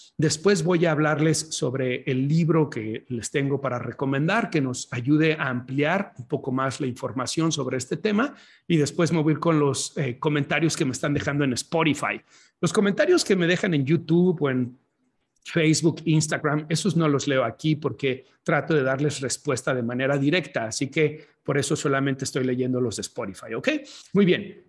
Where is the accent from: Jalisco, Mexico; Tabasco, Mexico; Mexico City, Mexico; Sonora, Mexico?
Jalisco, Mexico; Guadalajara; now in Chicago, United States; estoy en la ciudad en donde nací, estoy en Guadalajara, Jalisco, México